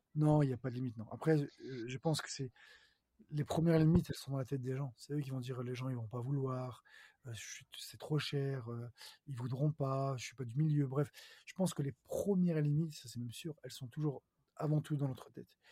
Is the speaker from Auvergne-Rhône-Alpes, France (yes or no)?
yes; Lyon, Auvergne-Rhône-Alpes, France; je suis originaire de Lyon